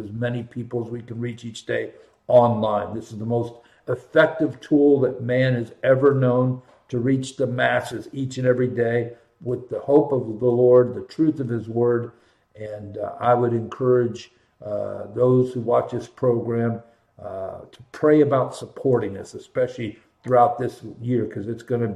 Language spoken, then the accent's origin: English; Columbus, Ohio, United States; born and raised in Columbus